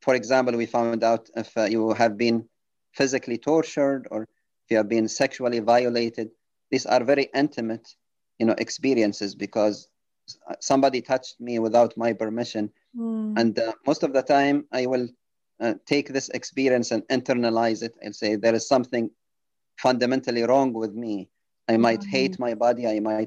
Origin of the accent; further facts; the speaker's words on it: Benghazi, Cyrenaica, Libya; moved away as an adult; also born or lived in United Kingdom; now in United States; I was working as an emergency room physician in Benghazi, Libya, my hometown.